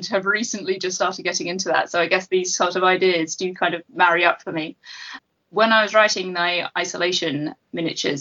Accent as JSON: {"language": "English", "region": "England", "country": "United Kingdom", "said": "I was living in a city centre flat in my hometown"}